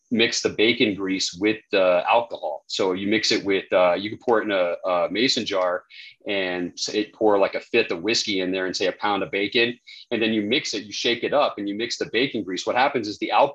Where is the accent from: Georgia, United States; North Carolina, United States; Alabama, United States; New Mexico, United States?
New Mexico, United States; I'm from New Mexico, so that's what we eat here